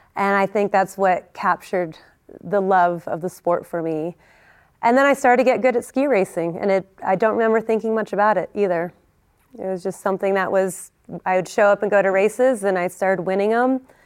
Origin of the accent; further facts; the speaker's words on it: California, United States; also born or lived in Vermont; I grew up in Lake Tahoe, and, uh, was part of the Squaw Valley Ski Team.